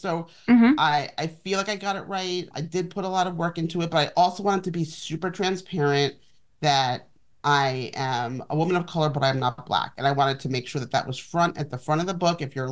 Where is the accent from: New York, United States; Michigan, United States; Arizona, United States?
New York, United States; New York City; I grew up in Manhattan